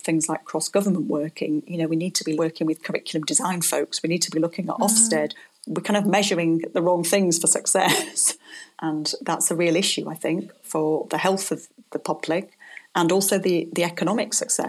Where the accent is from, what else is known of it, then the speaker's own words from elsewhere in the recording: Blackpool, North West England, United Kingdom; I come from Blackpool